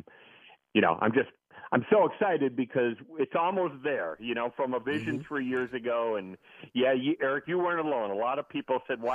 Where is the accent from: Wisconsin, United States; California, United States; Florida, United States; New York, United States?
Wisconsin, United States; also born or lived in Chicago, Illinois; now in New Orleans, United States; I grew up in Wisconsin and spent a lot of years in Chicago